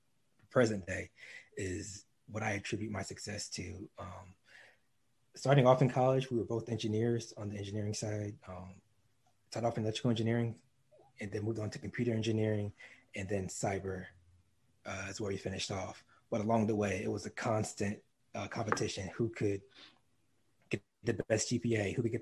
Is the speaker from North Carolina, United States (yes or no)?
yes; North Carolina, United States; also born or lived in DC area; So I'm from the DC area. That's what I claim. Before that, I grew up in Eastern North Carolina. I was an Army brat growing up, so I moved all over, but I spent the longest in Eastern North Carolina.